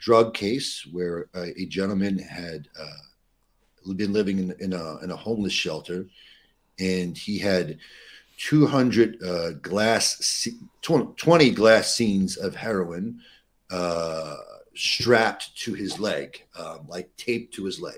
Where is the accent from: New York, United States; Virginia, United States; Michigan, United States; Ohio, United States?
New York, United States; New York City; growing up in New York City, in and around the area here